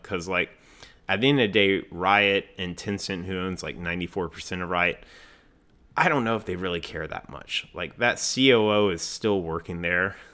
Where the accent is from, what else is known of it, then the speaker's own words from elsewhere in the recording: Raleigh, North Carolina, United States; my hometown, Raleigh, North Carolina